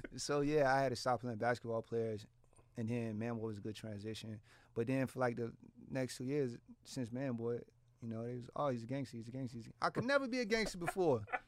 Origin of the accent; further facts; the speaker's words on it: Portsmouth, Virginia, United States; I'm from Portsmouth. Like, this is, this is, I grew up around this